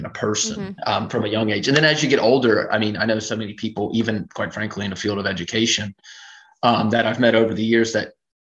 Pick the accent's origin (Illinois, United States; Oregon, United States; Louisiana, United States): Louisiana, United States; South; Born and raised in South Louisiana. I still live in South Louisiana